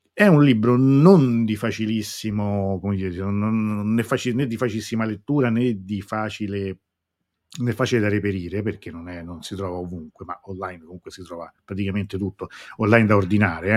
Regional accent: Rome, Lazio, Italy; da romano

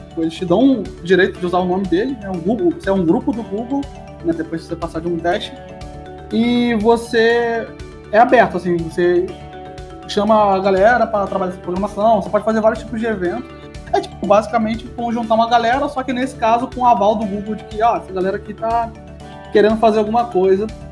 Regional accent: Rio de Janeiro, Brazil; accent: carioca; moved away as an adult; also born or lived in São Paulo; Sou carioca

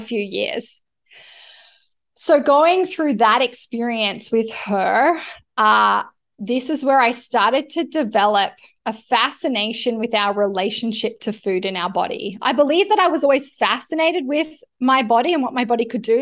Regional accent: Canberra, New South Wales, Australia; I was born in Canberra

